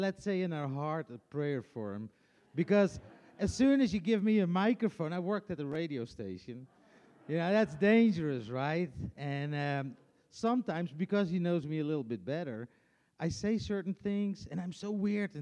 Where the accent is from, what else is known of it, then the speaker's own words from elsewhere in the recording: Friesland, Netherlands; English is a second language; moved away as an adult; now in Tennessee, United States; I'm coming from Friesland